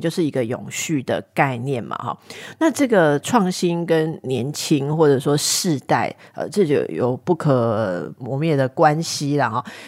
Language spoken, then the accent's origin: Chinese; Taipei, Taiwan; 身为台北人